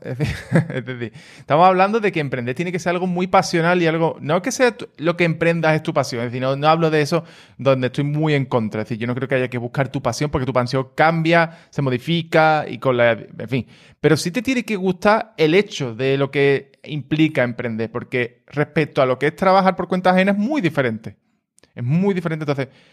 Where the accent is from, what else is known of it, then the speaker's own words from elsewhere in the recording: Cádiz, Andalusia, Spain; yo también soy de Cádiz, entonces la gente que somos de Cádiz, pues somos un poco así